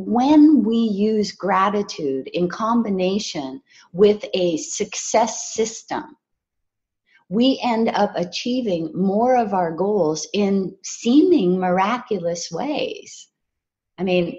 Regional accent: Hawaii, United States; I was raised in Hawaii

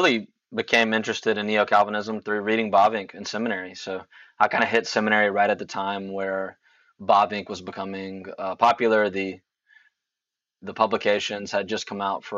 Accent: Mississippi, United States; moved away as an adult; now in Edinburgh, United Kingdom; I am originally from Mississippi

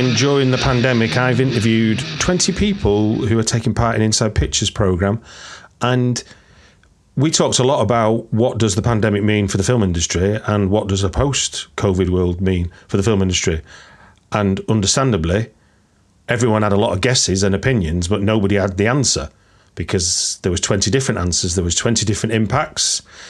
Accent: Manchester, North West England, United Kingdom; a place that people who might recognise my accent is a place from where, it's from where I grew up.

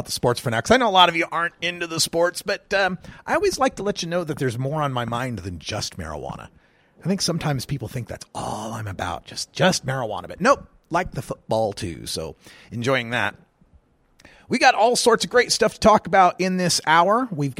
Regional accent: Oregon, United States; we talk about my home state of Oregon and testing laboratories.

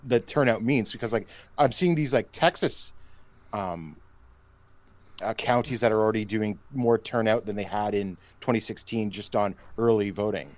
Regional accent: Canada; I say this as a Canadian

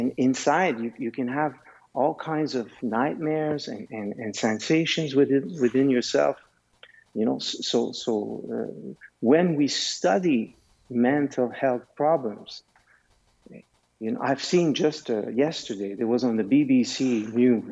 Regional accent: Canada; also born or lived in Switzerland; I am Canadian, but I am also Swiss.

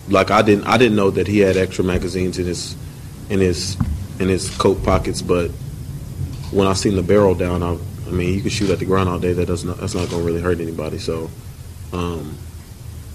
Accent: Nashville, Tennessee, United States; I'm from Nashville, my whole life, born and raised here, went to high school, college here

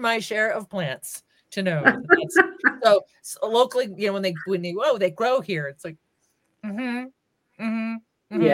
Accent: California, United States; now in New Mexico, United States; I'm from California.

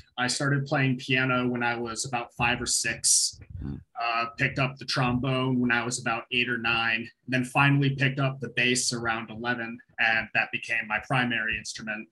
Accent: upstate New York, United States; moved away as an adult; now in Massachusetts, United States; So I grew up in upstate New York, and I've been living in Massachusetts for the past 6 years

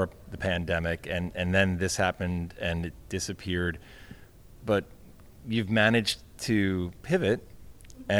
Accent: New York City, New York, United States; I'm a fellow Brooklynite, native Brooklynite, third generation

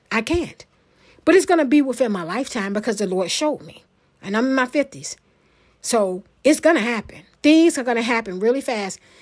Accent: Portsmouth, Virginia, United States; moved away; my hometown, Portsmouth, Virginia

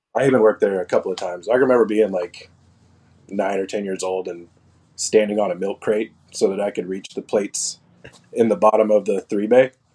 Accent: Gainesville, Texas, United States; I grew up in Gainesville, Texas. It's a really small town just south of the Oklahoma border

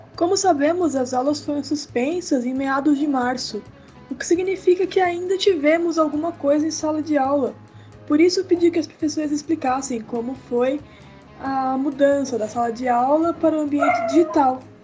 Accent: São Paulo, Brazil; eu sou de São Paulo, capital

